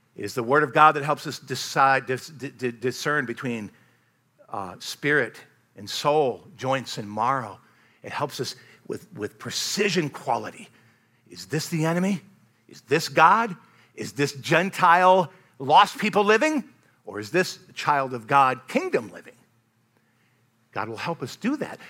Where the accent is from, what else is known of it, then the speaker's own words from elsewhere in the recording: United States; I love being an American